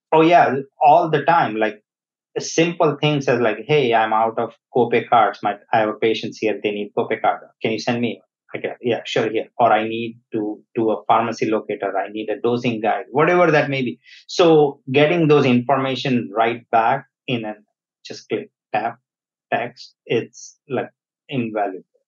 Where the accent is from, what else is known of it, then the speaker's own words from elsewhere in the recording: India; moved away; I was born in India. Uh, I grew up there